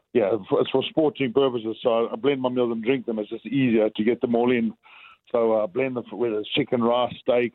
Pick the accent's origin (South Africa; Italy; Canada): South Africa; I'm South African.